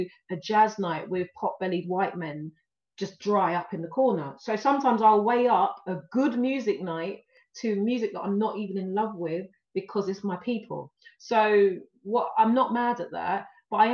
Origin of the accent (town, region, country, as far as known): London, United Kingdom; born or raised there; also born or lived in Ghana (ancestry)